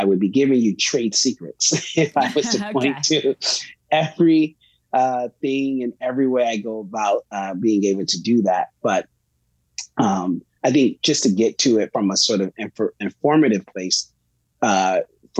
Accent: Bridgeport, Connecticut, United States; I grew up in Bridgeport, Connecticut, proud to tell anyone and everyone that that's where I'm from.

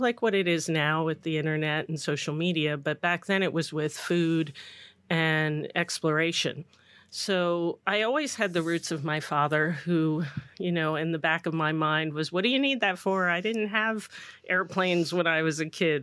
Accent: Belmar, New Jersey, United States; I grew up in Belmar, and my father had real estate in Asbury, and I knew Asbury well

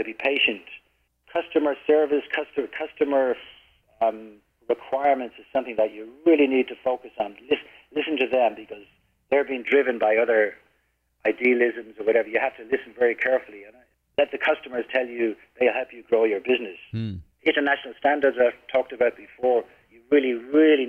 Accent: Ireland; now in Philippines; being an Irish man

